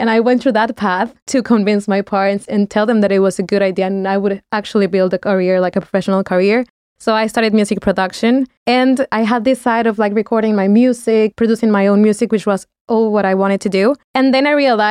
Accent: Mexico; first language Spanish; English is a second language; moved away as an adult; now in Valencia, Spain; And I am from Mexico.

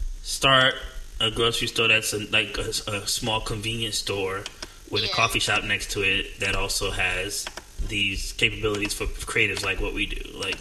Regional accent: New Jersey, United States; now in Atlanta, United States; I'm from New Jersey

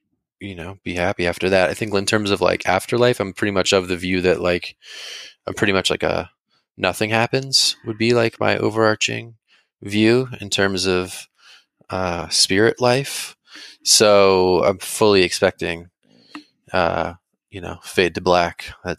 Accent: San Francisco, California, United States; also born or lived in Chicago / Washington DC / New York; now in Philadelphia, United States; I find myself often being like, I'm from San Francisco. I went to college in Chicago, and I just kept rolling east.

